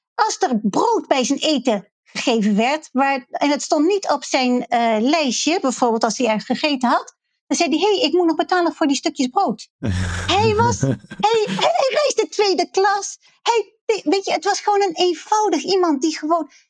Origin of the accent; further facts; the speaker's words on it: Netherlands; als Nederlanders